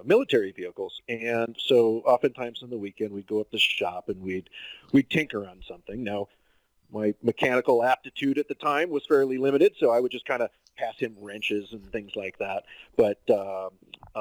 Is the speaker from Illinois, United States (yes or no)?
yes; Chicago, Illinois, United States; now in Driggs, United States; I grew up just outside of Chicago, Illinois.